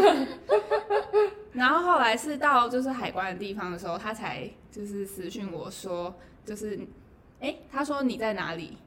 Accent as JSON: {"language": "Chinese", "country": "Taiwan", "said": "台湾我台湾人"}